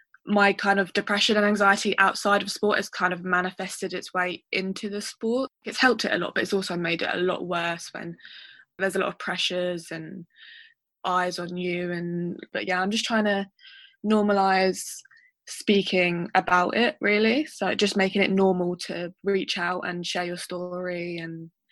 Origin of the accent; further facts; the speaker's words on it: Kent, South East England, United Kingdom; I'm 22 now, so about 10 years. I'm from Kent, like Jack and Joe. I've represented England a couple of times.